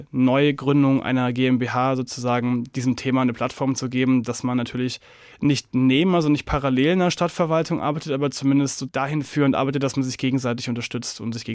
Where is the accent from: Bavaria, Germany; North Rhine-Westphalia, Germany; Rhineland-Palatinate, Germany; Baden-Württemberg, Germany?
Bavaria, Germany; Nuremberg; born there; Ich komme gebürtig aus Nürnberg, habe da eben viel miterlebt und habe da auch schon sehr viel in Kulturzentren gearbeitet